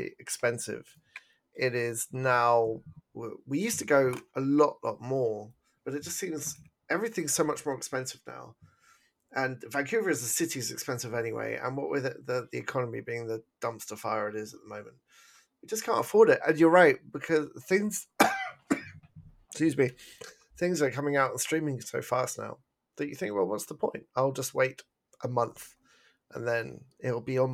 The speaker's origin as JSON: {"language": "English", "region": "England", "country": "United Kingdom", "moved": "yes", "lives_now": "Canada", "said": "I'm English"}